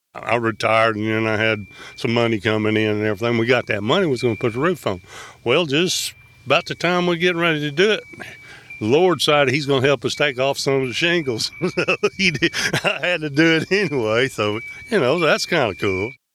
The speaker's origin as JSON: {"language": "English", "region": "Oklahoma", "country": "United States", "tie": "born or raised there", "said": "I've been here for, oh, sixty-seven years, man. I grew up here."}